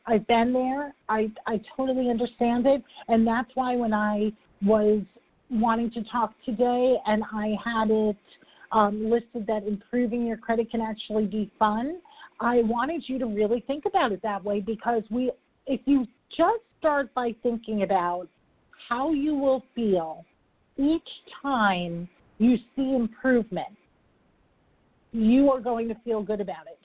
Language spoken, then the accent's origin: English; New York, United States; I'm a New Yorker